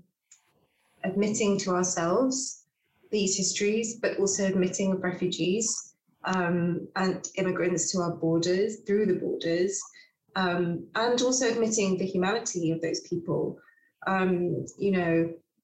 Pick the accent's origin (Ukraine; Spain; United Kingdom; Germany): United Kingdom; England; I am more comfortable in my home country of England than I probably am in other places where I didn't grow up